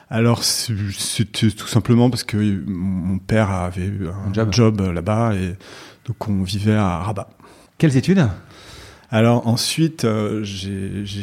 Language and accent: French; Paris, Île-de-France, France; born there; also born or lived in Morocco; Je suis né à Paris dans le 17e. Et puis, euh, et puis ensuite, j'ai vécu un tout petit peu à Paris bébé, mais je me souviens pas. Et je suis parti vivre au Maroc.